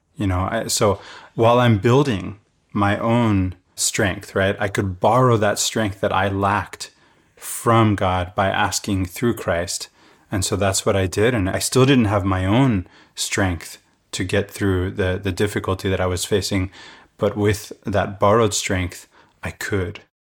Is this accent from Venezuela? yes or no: yes; Venezuela; now in United States; the mess that Venezuela is today, the country where I grew up.